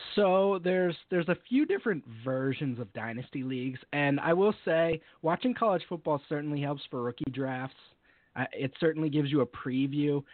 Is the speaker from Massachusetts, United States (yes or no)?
yes; Amherst, Massachusetts, United States; I'm from Western Massachusetts. I've grown up here and pretty much lived here my whole life. Uh, right, right around Amherst, UMass